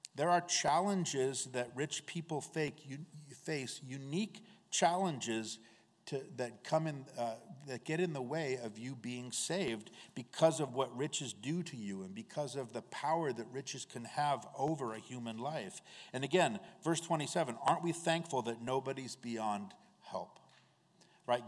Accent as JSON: {"language": "English", "country": "United States", "said": "as American Christians"}